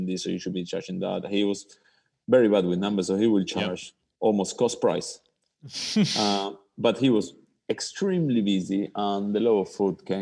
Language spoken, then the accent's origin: English; Buenos Aires, Argentina; moved away as an adult; also born or lived in London; now in Melbourne, Australia; I was born in Argentina, raised in Argentina